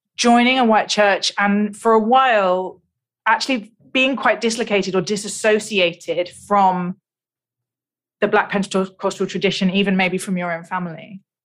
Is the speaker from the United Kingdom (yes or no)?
yes; United Kingdom; I'm British